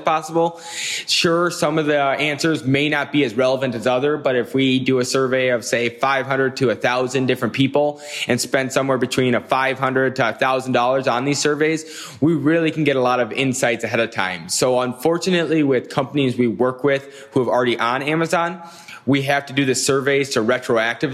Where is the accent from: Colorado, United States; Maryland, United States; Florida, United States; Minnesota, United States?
Minnesota, United States; Minneapolis; I'm from Minneapolis, Minnesota, and I run Goat Consulting